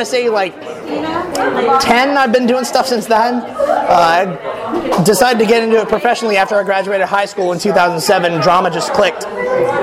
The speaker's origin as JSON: {"language": "English", "town": "Seattle", "region": "Washington", "country": "United States", "moved": "yes", "said": "That way I can live back home in Seattle in my off season."}